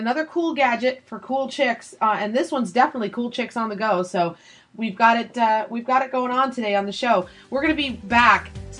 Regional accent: California, United States; because I'm from California

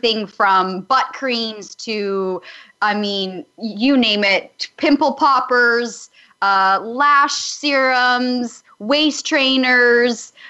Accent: Calgary, Alberta, Canada; moved away as an adult; I'm a small town girl from Calgary, Alberta, Canada

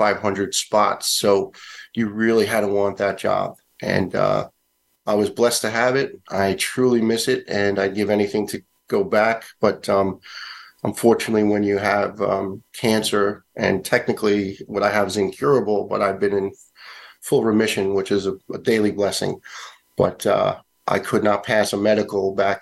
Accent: New York City, New York, United States; the young guys I grew up with in Staten Island

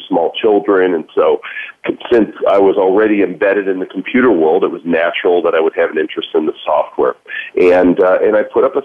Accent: Northbrook, Illinois, United States; I grew up in Northbrook, Illinois, which is the Chicago North Shore suburban area

